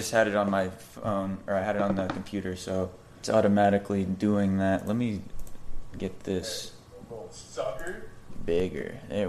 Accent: Cocoa Beach, Florida, United States; moved away as an adult; now in Tampa, United States; Yeah, so I'm out of Tampa right now. I grew up in Cocoa Beach.

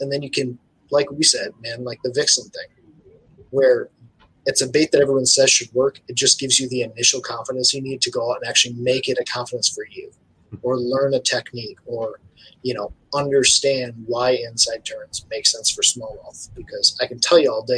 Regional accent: Michigan, United States; This is Michigan, and I'm from right here.

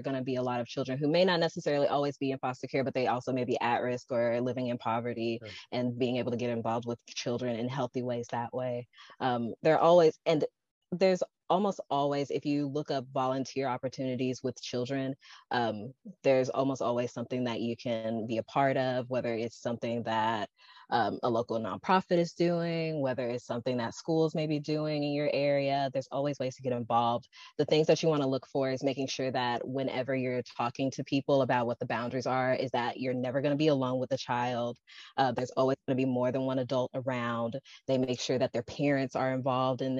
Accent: Memphis, Tennessee, United States; I'm from Memphis.

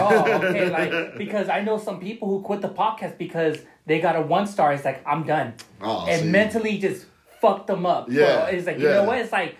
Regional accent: Wilmington, United States; we're from Wilmington.

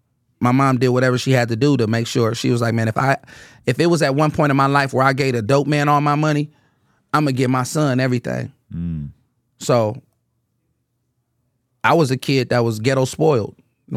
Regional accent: Oakland, California, United States; I'm from Oakland. Like, really from it. Really, really embraced, really born in it.

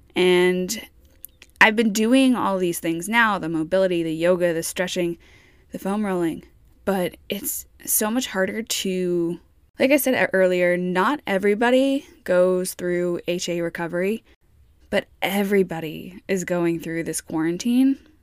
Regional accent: New York, United States; moved away; I'm from New York

